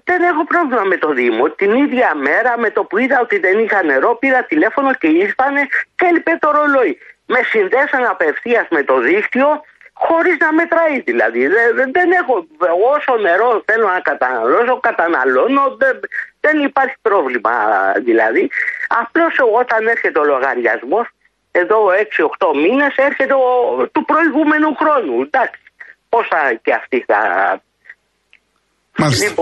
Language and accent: Greek; Berlin, Germany; moved away as an adult; now in Greece; Είμαι χρόνια στην Ελλάδα, μεγάλωσα στο εξωτερικό, στο Βερολίνο, δίπλα στο τείχο, έκανα μπάνιο στο ποτάμι. Τη, τη Μέρκελ μπορεί να πέσαμε μαζί στην παιδική χαρά, στο Ανατολικό Βερολίνο που πηγαίναμε.